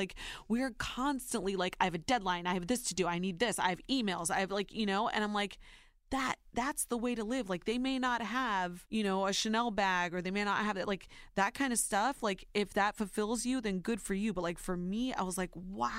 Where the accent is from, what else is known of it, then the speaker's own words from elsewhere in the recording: Ohio, United States; now in New York, United States; I call myself a New Yorker now. I'm born and raised in Ohio, but now I truly believe that I am a New Yorker.